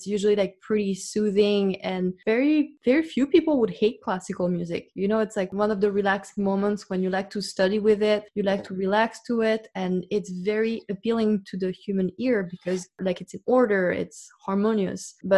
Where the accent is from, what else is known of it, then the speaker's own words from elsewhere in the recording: Paris, Île-de-France, France; growing up in Paris, we do take for granted that the arts are everywhere